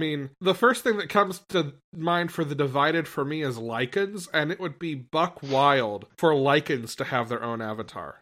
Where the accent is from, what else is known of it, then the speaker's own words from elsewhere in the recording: United States; moved away; my hometown is already in the U S.